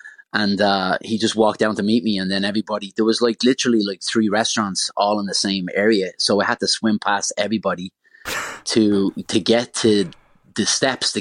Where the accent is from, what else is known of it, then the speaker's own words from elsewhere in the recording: Dublin, Leinster, Ireland; I'm from Ballyfermot in Dublin